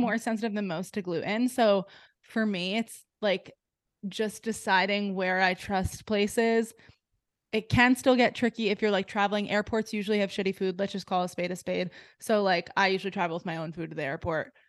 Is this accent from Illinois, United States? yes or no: no; New Jersey, United States; now in Delaware, United States; I grew up in New Jersey